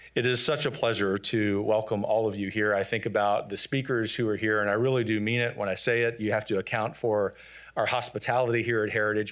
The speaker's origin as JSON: {"language": "English", "region": "Louisiana", "country": "United States", "tie": "born or raised there", "said": "I'd started John Paul the Great Academy in my hometown in Louisiana"}